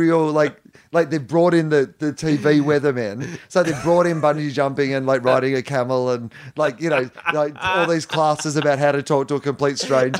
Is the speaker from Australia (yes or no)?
yes; Australia; that's the thing that you realize as an Australian is, I don't know how traveled you were before this role, but is that there is a lot of this country that isn't, yeah, the five cities that people live in.